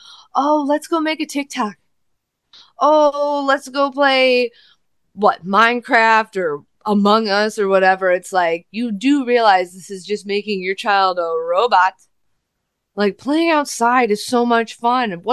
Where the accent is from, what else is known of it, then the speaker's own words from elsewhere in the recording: Midwest, United States; I was born in the Midwest